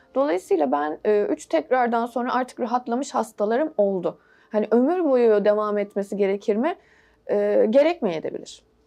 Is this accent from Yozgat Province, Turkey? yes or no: no; Istanbul, Turkey; 1980'de İstanbul doğumluyum.